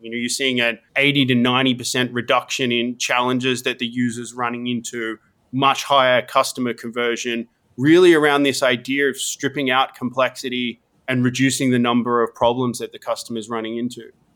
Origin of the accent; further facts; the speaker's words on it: Australia; moved away as an adult; also born or lived in Sydney; now in United States; I grew up in Australia, studied I T